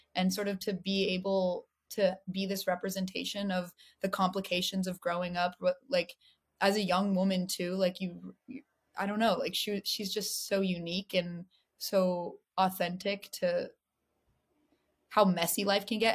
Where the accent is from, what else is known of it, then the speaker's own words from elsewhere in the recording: Los Angeles, California, United States; I have my whole my own relationship to LA than uh, since I grew up here